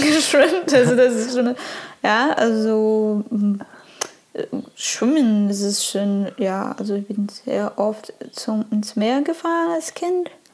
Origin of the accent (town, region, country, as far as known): Brazil; German is a second language; moved away